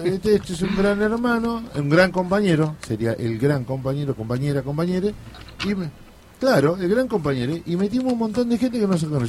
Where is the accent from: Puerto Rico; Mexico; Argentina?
Argentina; a hometown near the Iberá wetlands, Corrientes; moved away; me fui a mi pueblo y recorrí la, laguna del Iberá